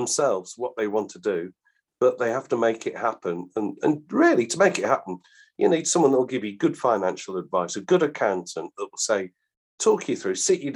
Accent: Balsall Common, West Midlands, United Kingdom; where I was brought up in Borstal Common, the nearest big factory was Coventry Massey Ferguson

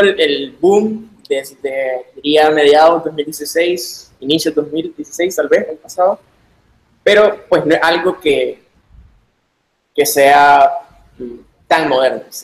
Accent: Managua, Nicaragua; soy de Managua, Nicaragua

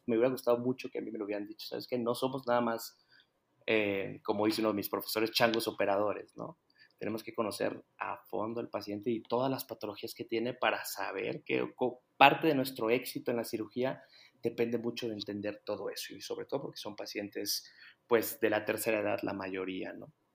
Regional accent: Guadalajara, Jalisco, Mexico; soy de Guadalajara

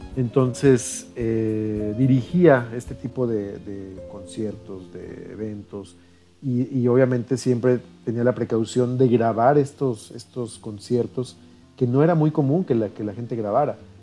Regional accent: San Luis Potosí, Mexico; nuestro, nuestro municipio y de nuestro estado. Em, en mi formación, bueno, pues desde los 10 años estuve en la primera orquesta juvenil municipal

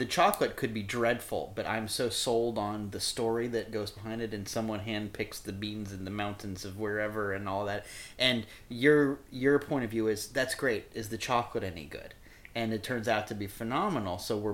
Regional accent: Iowa, United States; born or raised there; also born or lived in Kansas City, Missouri; now in Florida, United States

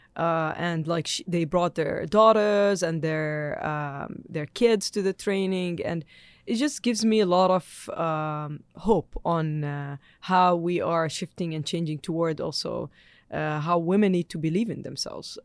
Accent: Jordan; moved away; I'm born in Jordan, I'm Jordanian

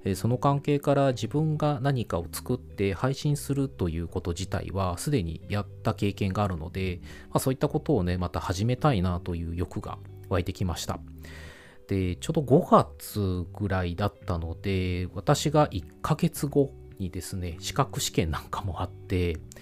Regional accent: rural Aichi Prefecture, Japan; also born or lived in Kanto / Kansai; 愛知県の田舎で生まれ育ち、仕事の都合で一時期関東、関西に住んでいたことがあります

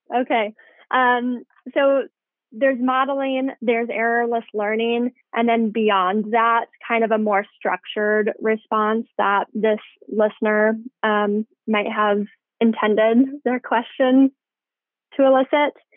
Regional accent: Indiana, United States; moved away as an adult; also born or lived in Tennessee / Denver; now in Bay Area, United States; I'm from Indiana originally, so a long way from home right now

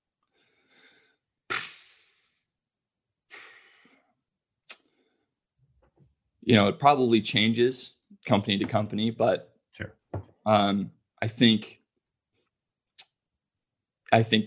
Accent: California, United States; I'm from California

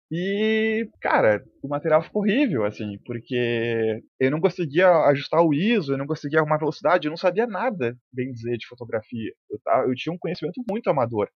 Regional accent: Porto Alegre, Rio Grande do Sul, Brazil; Eu sou natural aqui de Porto Alegre

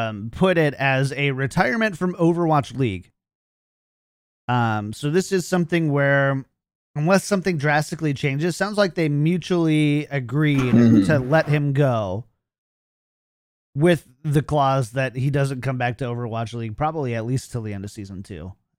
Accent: Hutchinson, Minnesota, United States; as they say in my hometown of Hutchinson, Minnesota

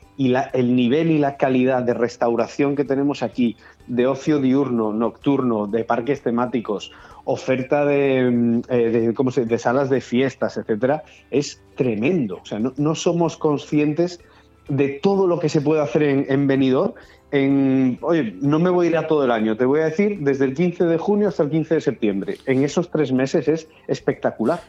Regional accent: Galicia, Spain; moved away; Yo soy gallego y en, Galicia todavía se estila mucho la, la, aldea

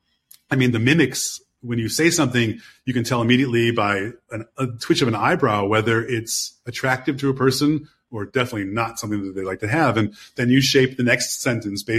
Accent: Chicago, Illinois, United States; I'm from Chicago

